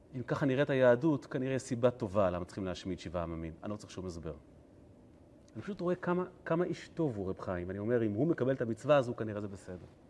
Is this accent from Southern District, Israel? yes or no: no; Kfar Chabad, Central District, Israel; אני גדלתי בבית כנסת, אה, חב"ד, אה, נוסח, אה, חלב. יש בכפר חב"ד כזה